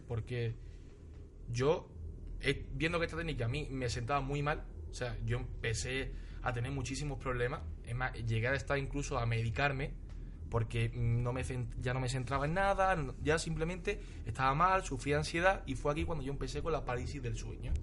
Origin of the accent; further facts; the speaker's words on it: Ronda, Andalusia, Spain; now in Almería, Spain; Yo soy de Ronda, pero actualmente resido en Almería.